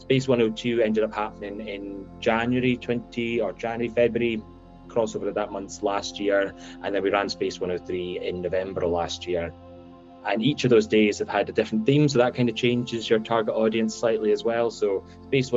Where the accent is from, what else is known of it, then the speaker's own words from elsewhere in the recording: Shetland, Scotland, United Kingdom; I'm actually originally from Shetland